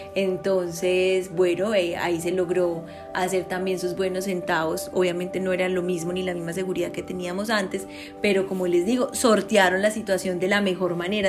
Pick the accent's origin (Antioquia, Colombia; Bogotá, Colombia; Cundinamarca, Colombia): Antioquia, Colombia; Copacabana; me crié en Copacabana